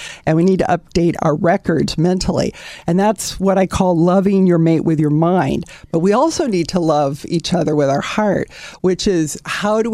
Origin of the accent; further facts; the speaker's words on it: Southern California, United States; I'm a native Californian to the marrow of my bones. I'm very proud Southern California.